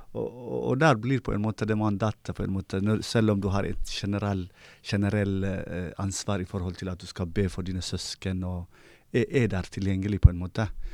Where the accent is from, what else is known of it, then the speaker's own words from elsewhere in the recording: Eritrea; now in Bergen, Norway; jeg er opprinnelig fra Eritrea